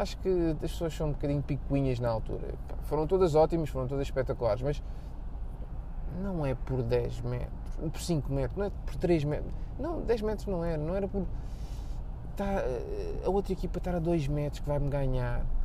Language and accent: Portuguese; Portugal; somos portugueses